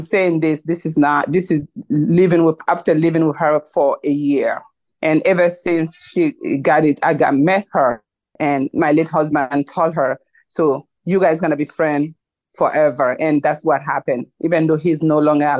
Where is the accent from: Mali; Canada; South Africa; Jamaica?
Mali; now in United States; I'm originally from Mali, even though we are all Africans